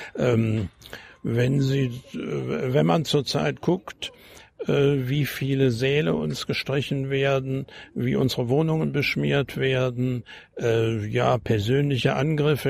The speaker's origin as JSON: {"language": "German", "area": "GDR", "region": "East Germany", "country": "Germany", "also_born_or_lived": "Hesse", "moved": "as an adult", "lives_now": "Potsdam, Germany", "said": "ich bin als Deutscher nach Deutschland gegangen und nicht als Flüchtling"}